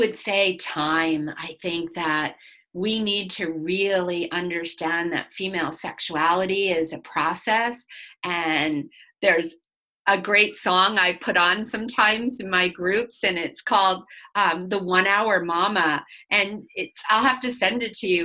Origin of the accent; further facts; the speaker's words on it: United States; being an American